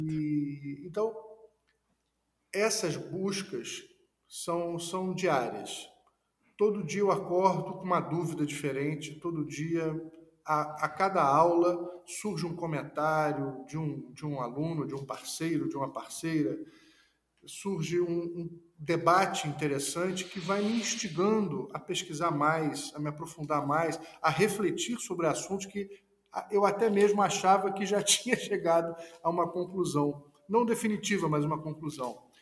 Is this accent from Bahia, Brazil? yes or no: no; Niterói, Rio de Janeiro, Brazil; nasci no Rio de Janeiro, mas fui criado em Niterói